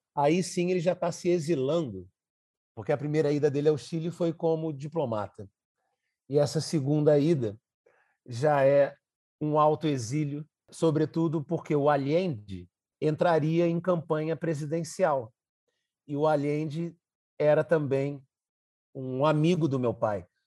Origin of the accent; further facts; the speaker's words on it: Brazil; enquanto brasileiro